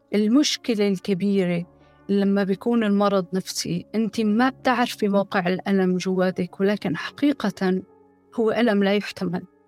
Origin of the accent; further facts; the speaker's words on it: Syria; moved away as an adult; also born or lived in Turkey; now in France